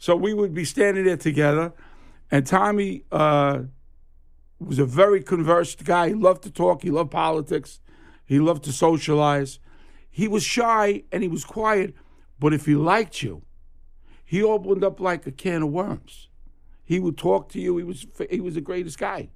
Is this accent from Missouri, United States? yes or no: no; New York City, New York, United States; He knew me since I lived in Flatlands, Brooklyn, and that's where I grew up. I grew up around Avenue I and East 52nd Street in Brooklyn.